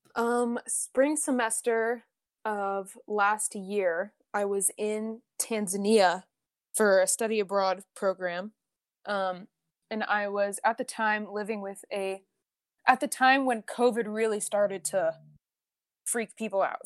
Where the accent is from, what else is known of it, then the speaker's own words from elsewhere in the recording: Oregon, United States; I grew up in Oregon my whole life